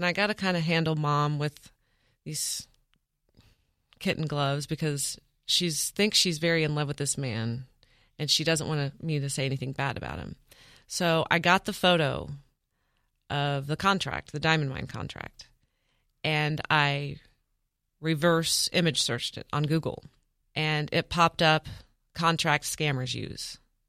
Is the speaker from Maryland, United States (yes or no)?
no; Independence, Kansas, United States; born or raised there